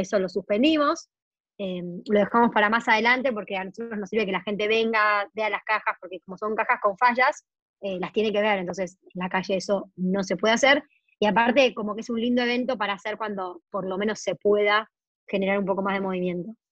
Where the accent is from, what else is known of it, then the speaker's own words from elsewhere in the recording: Argentina; Argentina es enorme